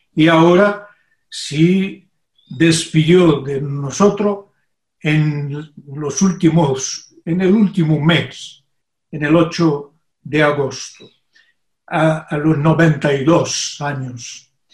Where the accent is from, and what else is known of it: Brazil; also born or lived in Brasília